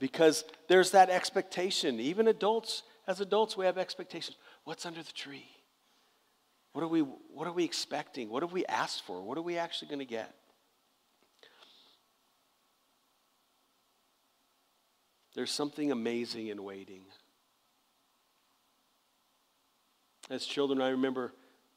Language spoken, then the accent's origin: English; Southern California, United States; When I was a kid and growing up in Southern California